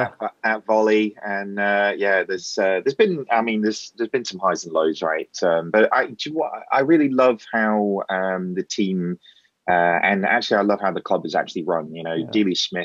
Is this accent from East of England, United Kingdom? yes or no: yes; East of England, United Kingdom; The accent definitely doesn't sort of give you the impression that I'm from Norfolk. But moved down here when I was five. So my dad worked for Amoco.